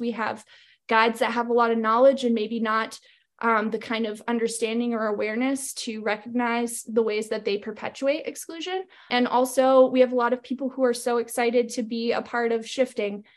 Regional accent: Maine, United States; moved away as an adult; now in Missoula, United States; I grew up in Maine and I'm currently residing in Missoula, Montana.

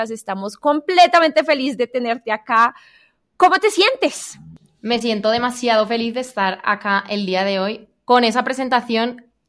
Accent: Spain; now in Colombia; mi acento ya está súper mezclado y después es algo que a la gente le genera mucha curiosidad, como por qué una española está viviendo en Colombia.

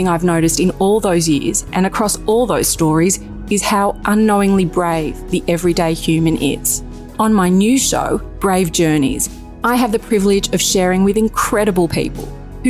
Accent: Australia; I'm an Australian journalist who spent 18 years covering stories about life from all over the world.

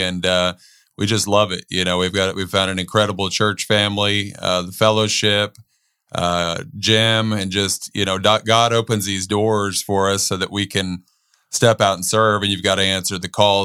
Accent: Bandera, Texas, United States; growing up in Bandera, you know, between the ages of fifteen to eighteen

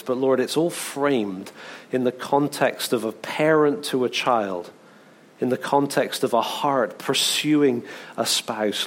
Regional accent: England, United Kingdom; I'm English

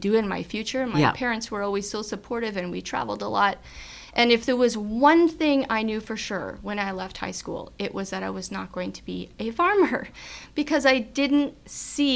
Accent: Mossbank, Saskatchewan, Canada; Main Street Moss Bank, my hometown

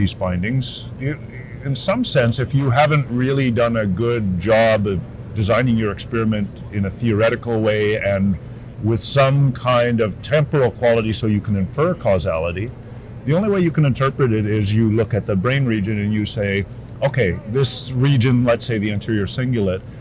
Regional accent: Canada; also born or lived in United Kingdom; I am Canadian

